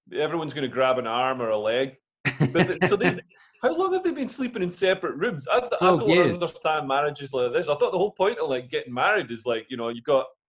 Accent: Scotland, United Kingdom; I grew up in Scotland with English parents, so I've seen, you know, anti-English sentiment.

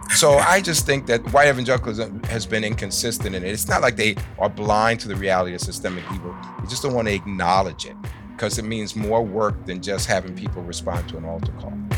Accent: New York, United States; I grew up in New York in the sixties

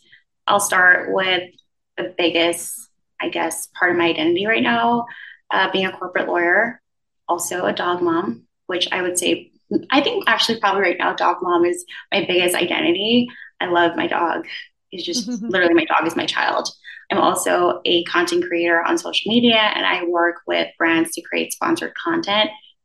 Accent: U.S. Virgin Islands; moved away as an adult; also born or lived in Philadelphia; now in New York, United States; I'm originally from the Virgin Islands, believe it or not, born and raised, and I moved to the U.S. to go to college. So I was in Philly for 4 years before coming to New York.

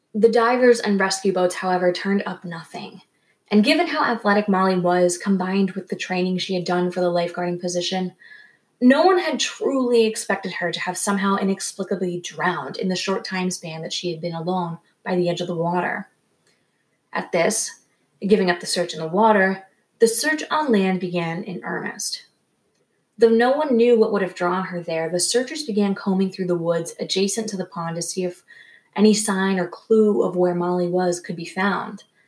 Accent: Rhode Island, United States; I grew up in Rhode Island

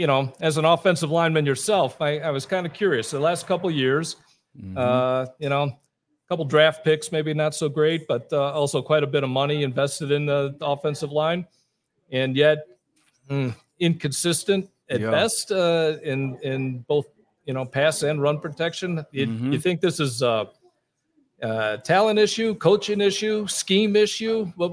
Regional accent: Chicago, Illinois, United States; I'm born and raised in Chicago, but my dad grew up in this area

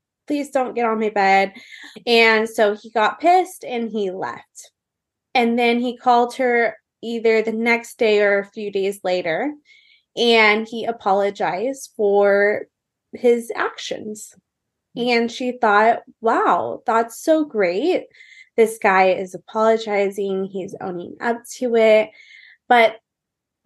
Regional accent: Orange County, California, United States; also born or lived in Newport Beach / Tustin / Irvine / San Clemente; So I am from Orange County, California. I was raised really kind of everywhere in Orange County

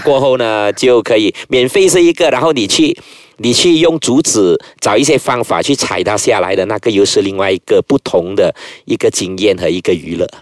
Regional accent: Bidor, Perak, Malaysia; 我们是小地方，我是出世于，呃，霹雳州一个叫米罗的一个地方，就是一个小市镇，啊，人群，呃，人潮，啊，就是人口不多

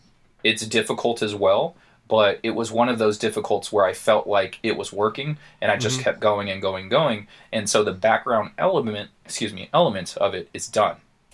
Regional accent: Paradise Hills, United States; So, like, me and we grew up in Paradise Hills. You know, it's just, like, it's not a terrible area. It's not the greatest area.

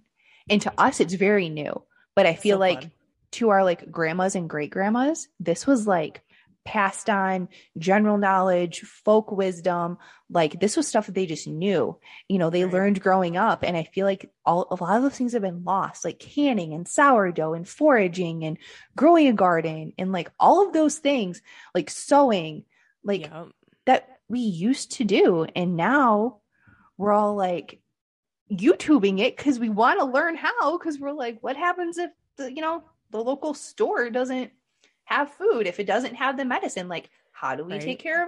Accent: Michigan, United States; so I'm from Michigan and I'm very much familiar with Halloween costumes must fit over a snowsuit.

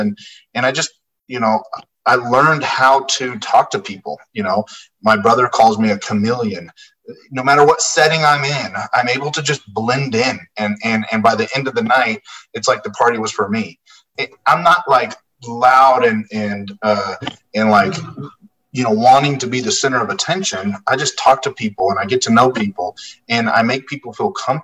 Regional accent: Las Vegas, Nevada, United States; I was born and raised in the Las Vegas area

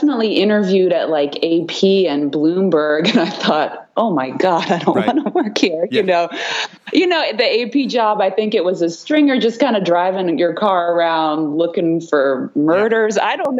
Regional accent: Easton, Maryland, United States; I grew up in a rural area of Maryland on the Eastern Shore.

